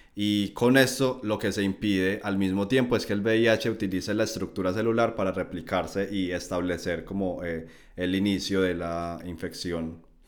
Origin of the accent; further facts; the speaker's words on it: Colombia; moved away as an adult; also born or lived in Medellín, Colombia; now in Germany; Estudié instrumentación quirúrgica en la Universidad de Antioquia en Medellín, Colombia. Y bueno, mi recorrido profesional ha sido tanto allí, en mi país natal